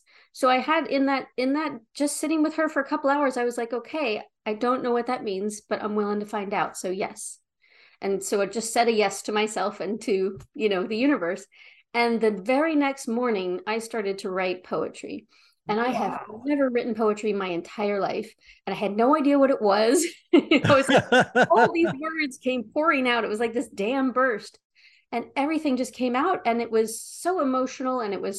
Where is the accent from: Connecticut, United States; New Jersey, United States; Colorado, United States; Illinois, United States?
New Jersey, United States; You know, I grew up in South Jersey. You know, I had a mouth like a sailor.